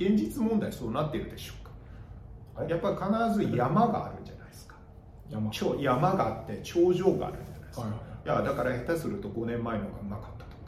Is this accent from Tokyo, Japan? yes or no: yes; Gotanda, Tokyo, Japan; 私昔あの小学生の時五反田に住んでたんですけど